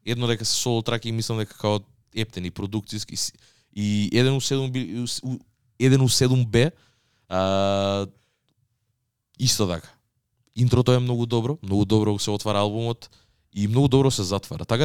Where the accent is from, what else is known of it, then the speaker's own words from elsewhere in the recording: Radoviš, North Macedonia; При тоа јас моментално зборам не зборам на Радовишки, ако сум од Радовиш.